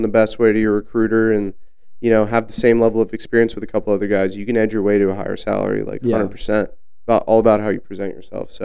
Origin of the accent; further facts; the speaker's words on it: Sierra Vista, Arizona, United States; moved away as an adult; also born or lived in Tucson, Arizona; I come from Sierra Vista, Arizona, which is small town, southern Arizona, south of Tucson, pretty close to the border